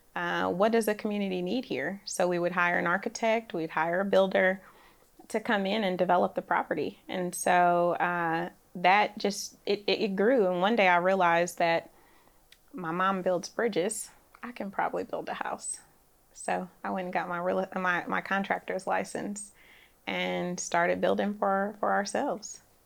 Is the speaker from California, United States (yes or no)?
yes; Oakland, California, United States; now in Nashville, United States; I grew up in Oakland, California